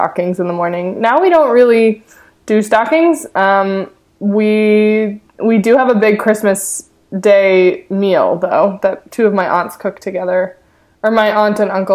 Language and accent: English; Ithaca, New York, United States; I was born in Ithaca, which is not too far from Buffalo